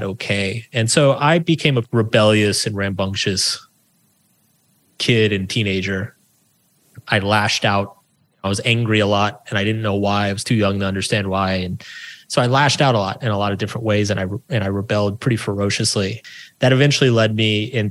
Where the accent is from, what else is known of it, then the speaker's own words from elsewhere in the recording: small town outside Austin, Texas, United States; I grew up in Texas in a small town. It used to be outside of Austin